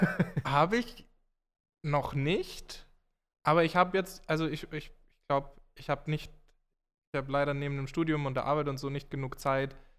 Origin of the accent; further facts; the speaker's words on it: Graz, Styria, Austria; moved away as an adult; now in Munich, Germany; wo ich herkomme aus Graz